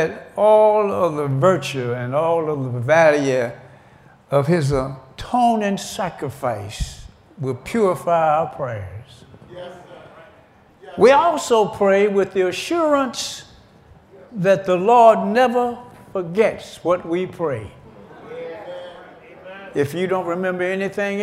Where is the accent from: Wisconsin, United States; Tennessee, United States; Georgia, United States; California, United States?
Georgia, United States; I was born in Georgia back in 1939